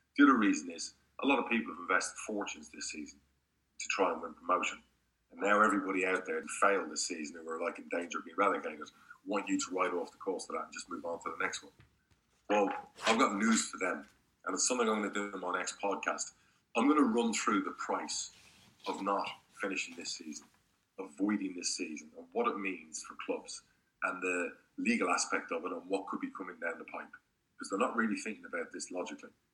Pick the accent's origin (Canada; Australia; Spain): Spain; also born or lived in United Kingdom; now in United States; I grew up in Spain